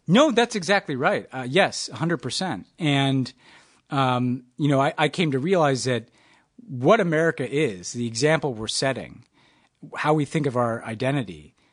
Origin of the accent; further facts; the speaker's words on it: New York, United States; also born or lived in Texas; I'm a New Yorker.